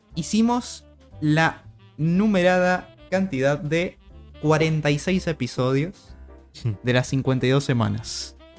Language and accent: Spanish; Argentina; somos argentinos